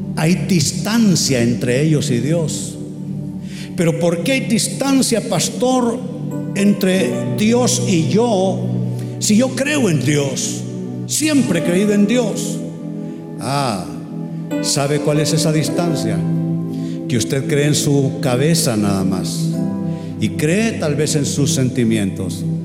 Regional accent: Tegucigalpa, Francisco Morazán, Honduras; Yo soy de ascendencia catalana pero soy hondureño

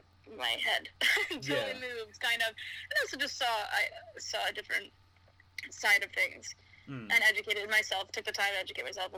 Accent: Toronto, Ontario, Canada; moved away as an adult; now in United Kingdom; Toronto, I grew up in Toronto

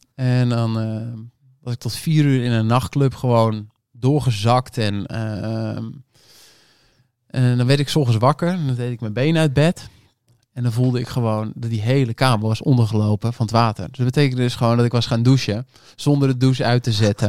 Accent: North Holland, Netherlands; ik kom uit Noord-Holland

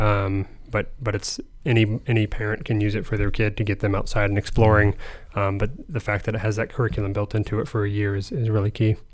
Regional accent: Lima, Ohio, United States; also born or lived in Fort Wayne, Indiana; I'm, I'm, Ohio raised. I'm Northwest Ohio um, from Lima

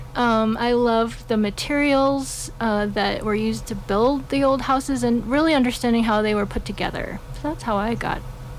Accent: Wisconsin, United States; also born or lived in Europe; now in Telluride, United States; It was in the Midwest. I grew up in Wisconsin. Yeah, but ended up living all over the place. I've lived all over the country and all over the world.

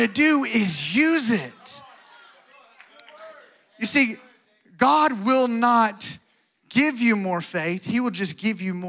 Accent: Alabama, United States; moved away; I'm from Alabama, so I was raised watching John Wayne

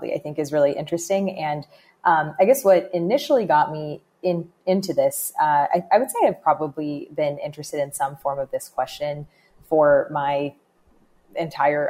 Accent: Bay Area, California, United States; I grew up in the Bay Area in California.

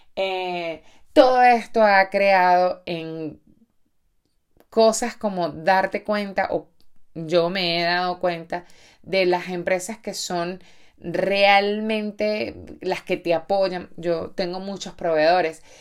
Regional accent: Venezuela; muchos venezolanos que nos quedamos aquí trabajando

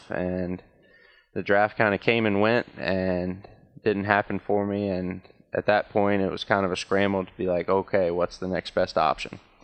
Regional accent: Danville, Virginia, United States; my hometown

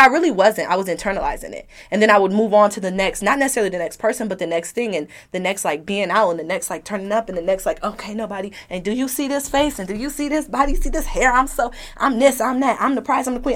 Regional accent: Detroit, Michigan, United States; I'm from Detroit

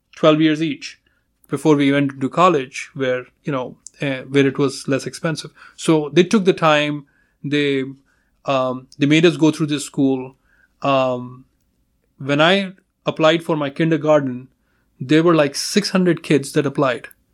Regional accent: India; moved away as an adult; now in United States; I'm from India.

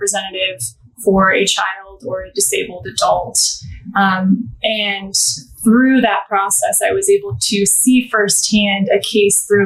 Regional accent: Scottsdale, Arizona, United States; moved away as an adult; now in Chicago, United States; So I am from Scottsdale, Arizona originally, and I moved to Chicago to pursue law school

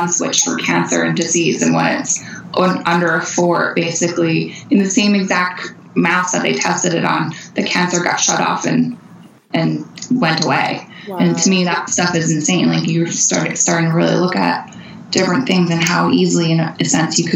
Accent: Pennsylvania, United States; we're from Pennsylvania. I grew up in the woods.

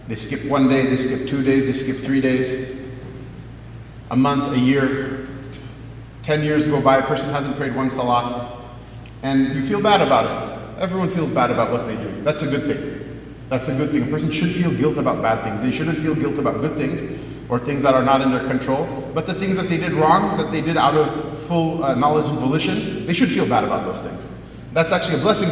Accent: United States; can't you tell I'm an American?

